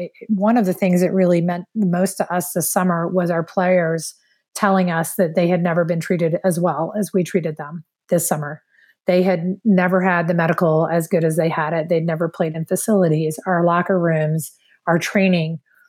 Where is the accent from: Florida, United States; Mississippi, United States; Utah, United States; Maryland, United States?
Maryland, United States; now in Saint Paul, United States; we're both from Maryland.